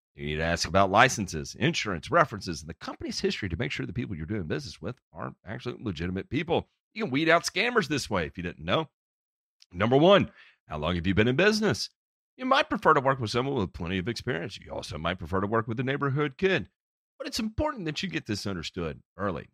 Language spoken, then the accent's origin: English; Memphis, Tennessee, United States; I grew up in Memphis